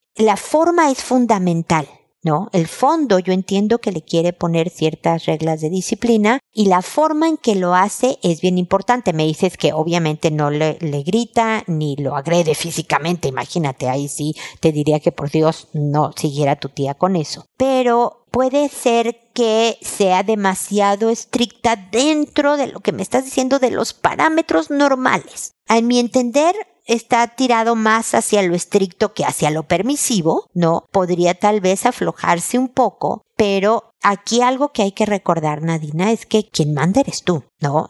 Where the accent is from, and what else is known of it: Mexico